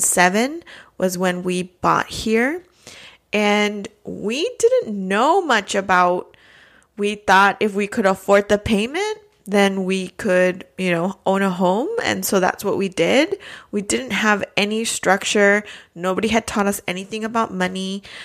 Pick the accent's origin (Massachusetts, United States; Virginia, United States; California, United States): California, United States; Los Angeles; moved away as an adult; now in Phoenix, United States; I am originally from East Los Angeles, California